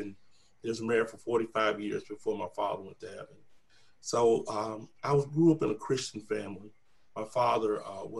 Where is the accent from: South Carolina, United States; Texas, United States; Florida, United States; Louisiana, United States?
South Carolina, United States; East Springs; I was born in East Springs, South Carolina, a little small town